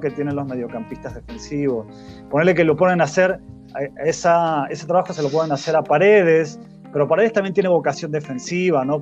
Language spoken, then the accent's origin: Spanish; Argentina; Yo como argentino